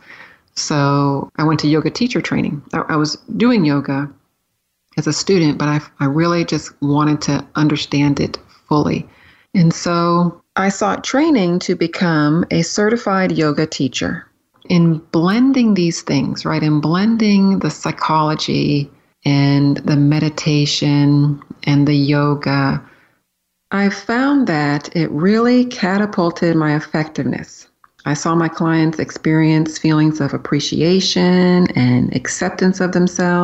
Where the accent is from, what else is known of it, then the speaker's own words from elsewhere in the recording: San Diego, California, United States; moved away as an adult; also born or lived in Florida / Pennsylvania; I grew up in San Diego, California, city kid